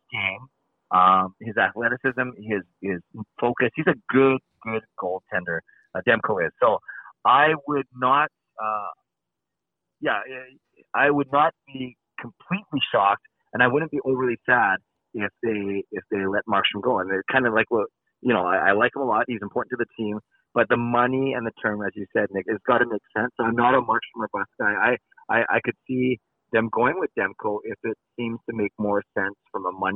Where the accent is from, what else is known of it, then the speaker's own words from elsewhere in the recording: Richmond, British Columbia, Canada; I'm from Richmond